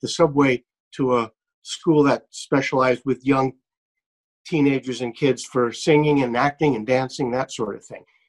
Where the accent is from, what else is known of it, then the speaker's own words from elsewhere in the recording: New York City, New York, United States; moved away as an adult; also born or lived in California; I grew up in in Brooklyn, New York